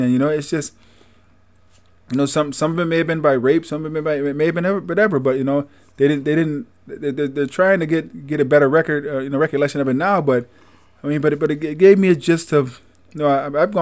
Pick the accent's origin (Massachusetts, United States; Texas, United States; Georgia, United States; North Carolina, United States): North Carolina, United States; Greensboro; Carolina, Greensboro, yeah. and uh, North Carolina, uh, Camp Hill, uh, Alabama, Tuscaloosa, Alabama.